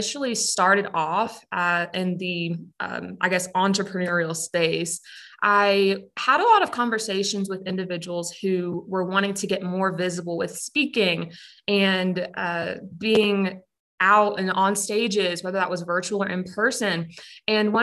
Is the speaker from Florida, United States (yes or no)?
yes; Pensacola, Florida, United States; moved away; I'm originally from Pensacola, Florida. And growing up, I attended a private school